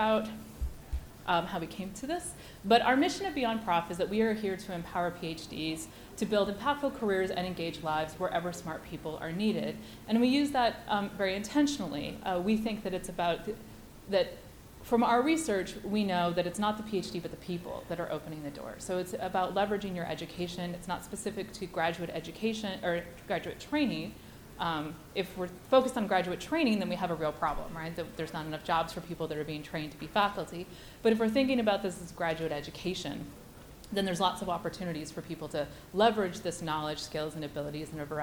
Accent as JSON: {"language": "English", "country": "Canada", "also_born_or_lived": "Chapel Hill, North Carolina", "said": "I am Canadian, but I went to UNC Chapel Hill."}